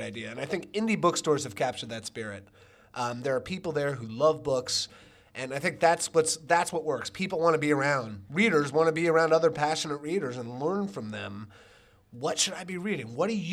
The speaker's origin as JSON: {"language": "English", "region": "Maryland", "country": "United States", "tie": "born or raised there", "said": "near where I grew up in Maryland"}